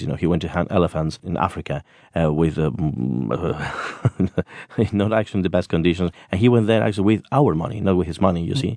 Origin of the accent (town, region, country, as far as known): Spain